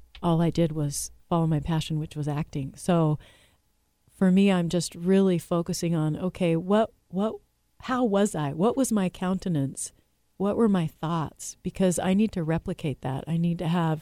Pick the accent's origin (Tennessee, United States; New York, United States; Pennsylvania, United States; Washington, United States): Washington, United States; Seattle; also born or lived in California; I was raised in Seattle, Washington, but I was born in California